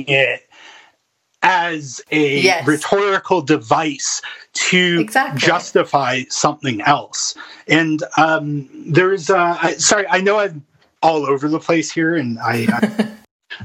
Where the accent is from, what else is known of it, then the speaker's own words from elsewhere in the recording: Thornhill, Ontario, Canada; also born or lived in Medicine Hat / Edmonton; now in Alberta, Canada; I'm from Thornhill